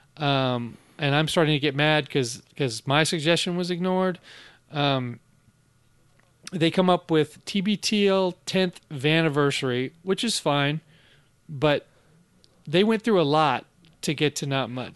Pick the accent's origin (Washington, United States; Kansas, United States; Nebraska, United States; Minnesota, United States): Washington, United States; Bellevue; also born or lived in Seattle; Bellevue, my hometown. I was born in Seattle, but I was raised in Bellevue.